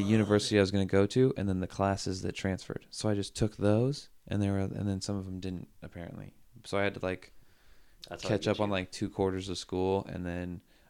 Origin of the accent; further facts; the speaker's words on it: Washington, United States; moved away as an adult; now in California, United States; So I was born in Washington, raised in Washington.